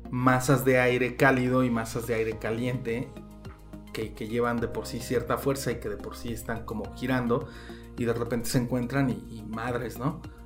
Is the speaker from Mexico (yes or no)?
yes; Mexico; como mexicano estando lejos